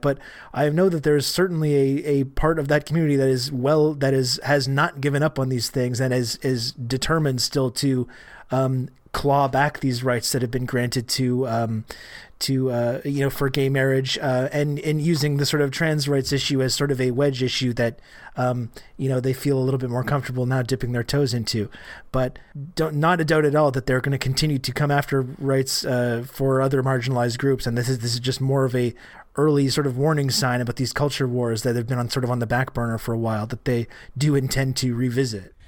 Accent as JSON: {"language": "English", "country": "Canada", "said": "I'm Canadian"}